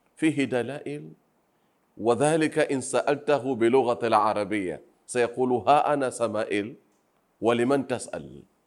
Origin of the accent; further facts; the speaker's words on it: Pemba Island, Tanzania; Arabic is a second language; نحن أهل الجزيرة